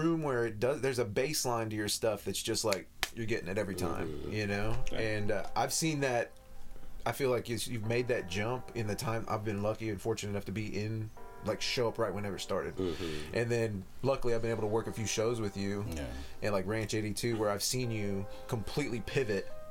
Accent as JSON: {"language": "English", "town": "Oklahoma City", "region": "Oklahoma", "country": "United States", "tie": "born or raised there", "said": "we grew up in Northeast back, we were like four of the white guys there"}